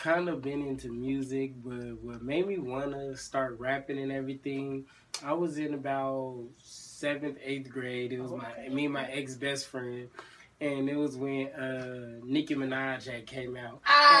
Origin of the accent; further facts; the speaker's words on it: California, United States; It's really growing up in Cali, I don't know, it's fun, but then not necessarily just, like, kind of, like, just serious, too.